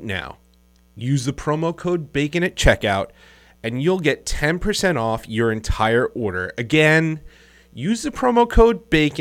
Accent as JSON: {"language": "English", "region": "New York", "country": "United States", "said": "we're from New York"}